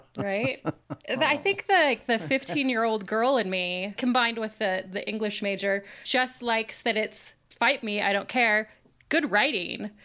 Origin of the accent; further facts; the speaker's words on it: Boise, Idaho, United States; now in Washington, United States; as somebody who lived in Boise, I think that I am very snobby about this, 'cause I always say, "I'm from Boise,"